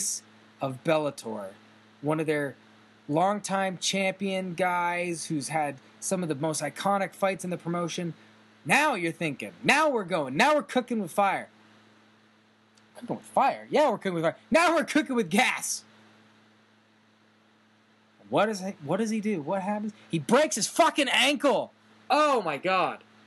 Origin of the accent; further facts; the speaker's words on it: Canada; as a Canadian